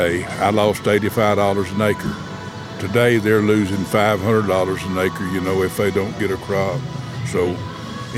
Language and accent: English; Coffee County, Tennessee, United States; also born or lived in Memphis / Mississippi; I was born in Coffee County, raised in Coffee County